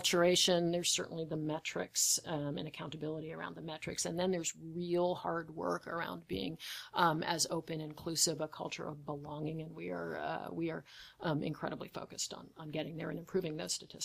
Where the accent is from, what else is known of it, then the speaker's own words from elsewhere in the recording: United States; I'm an American